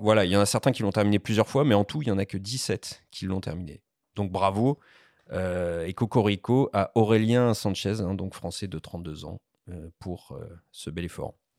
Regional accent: Périgord, Nouvelle-Aquitaine, France; je viens du Périgord

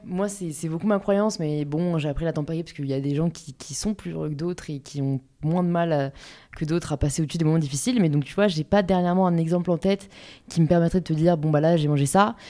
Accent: Paris, Île-de-France, France; j'ai grandi à Paris, euh, born and raised, euh, dans le 15e arrondissement

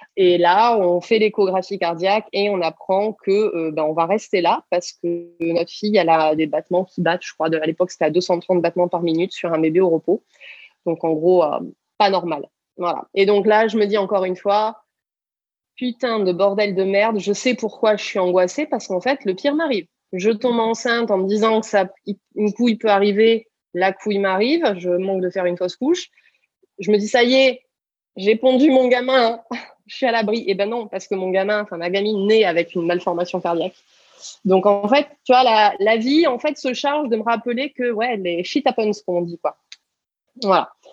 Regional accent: small village in the Pyrenees, south-west France, France; also born or lived in Toulouse; je suis du sud-ouest de la France et quand j'ai eu du coup 17 ans, je suis venue faire mes études à Toulouse. Et je venais d'un petit village des Pyrénées de 120 euh, habitants

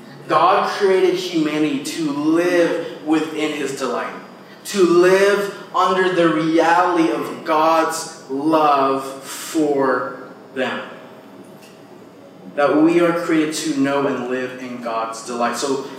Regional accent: Philippines; also born or lived in United States; But I know for me, this tension of being multicultural and growing up in the Philippines and growing up in America, it was this thing where I never fit

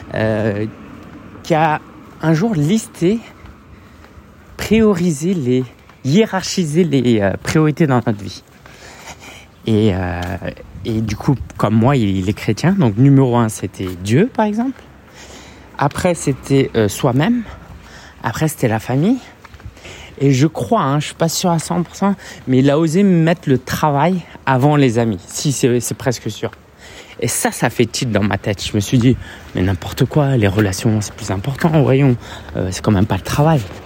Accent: France; J'ai grandi en France, j'ai vu, je suis né en France

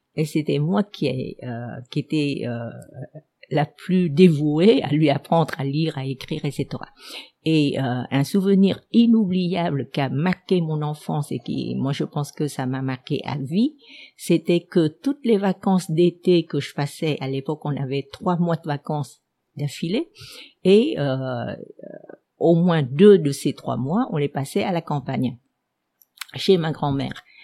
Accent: Ho Chi Minh City, Vietnam; first language Vietnamese; French is a second language; also born or lived in Ben Tre Province / France; mes, parents sont venus jeunes s'installer à Seigon, donc je suis née à Seigon. je me sentais euh, euh enracinée à Seigon

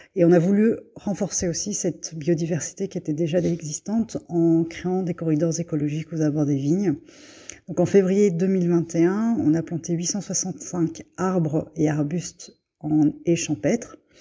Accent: Belgium; moved away as an adult; also born or lived in Brussels, Belgium; now in Bergerac, France; je suis née en Belgique de parents vietnamiens. Je vis actuellement à Bergerac, en Dordogne

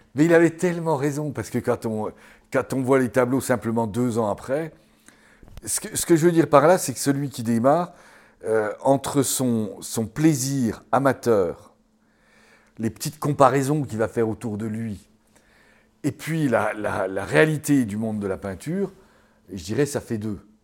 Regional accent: Mont d'Or area, Bourgogne-Franche-Comté, France; ça c'est ma région natale

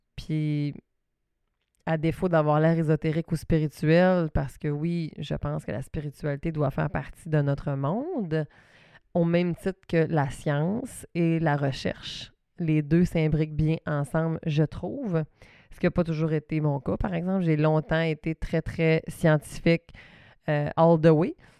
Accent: Saguenay, Quebec, Canada; accent: Saguenay; mon petit accent du Saguenay

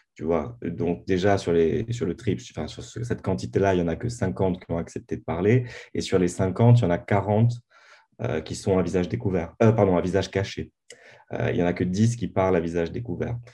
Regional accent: Bastia, Corsica, France; moved away as an adult; je suis né, et j'ai grandi à Bastia

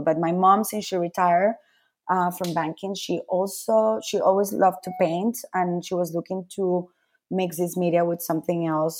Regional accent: Caracas, Capital District, Venezuela; also born or lived in Milan, Italy / Madrid, Spain / Peru; now in New York, United States; I was born and raised in Caracas, in Venezuela.

